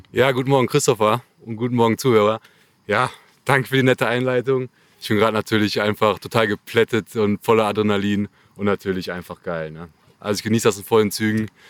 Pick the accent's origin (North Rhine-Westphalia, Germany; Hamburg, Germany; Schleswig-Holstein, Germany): North Rhine-Westphalia, Germany; Ja, ich bin 30 Jahre alt und komme aus dem Kölner Raum.